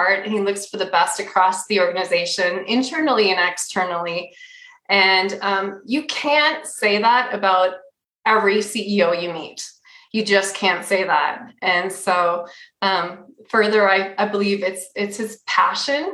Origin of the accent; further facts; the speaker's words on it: Minnesota, United States; moved away as an adult; now in Utah, United States; I'm originally from Minnesota. I'll always say I'm Minnesota native at heart